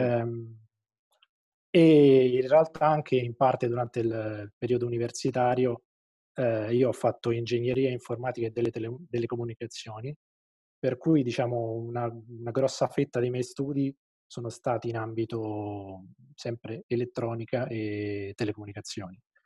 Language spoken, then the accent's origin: Italian; Terni, Umbria, Italy; io sono, sono di Terni